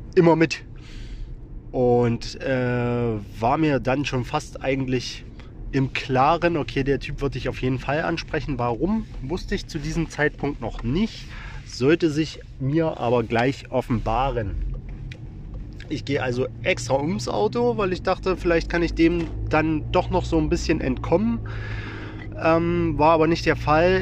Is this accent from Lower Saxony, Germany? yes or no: no; Wittenberg, Saxony-Anhalt, Germany; in meiner Heimatstadt der Lutherstadt Wittenberg